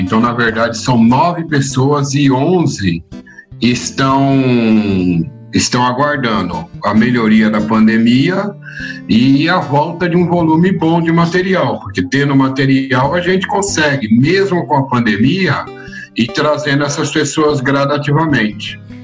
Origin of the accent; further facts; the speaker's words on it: São Paulo, Brazil; eu nasci aqui em São Paulo mesmo, eu nasci lá no Jardim Romano